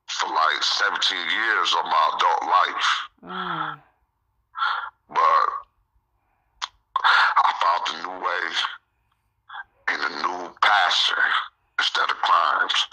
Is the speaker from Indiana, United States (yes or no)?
no; Lansing, Michigan, United States; also born or lived in Blytheville, Arkansas; I was born in Blytheville, Arkansas, but I was raised up here in Lansing, Michigan um, Blytheville is like an hour from Memphis, and uh, Lansing is like an hour from Detroit.